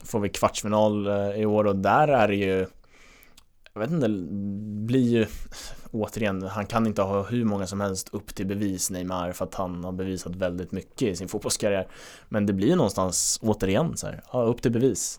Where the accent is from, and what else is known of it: Sweden